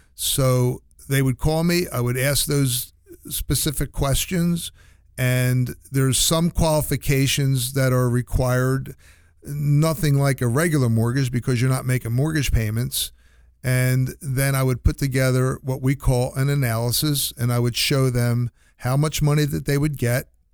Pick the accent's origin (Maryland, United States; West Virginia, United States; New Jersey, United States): New Jersey, United States; moved away; I'm from New Jersey originally